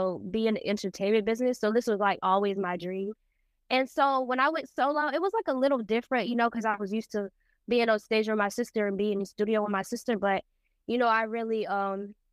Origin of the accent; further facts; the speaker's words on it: Tampa, Florida, United States; I'm from Tampa, Florida.